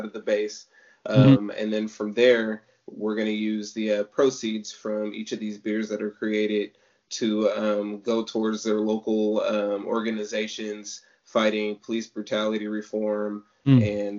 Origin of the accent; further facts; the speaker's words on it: Sacramento, California, United States; moved away; I'm originally from Sacramento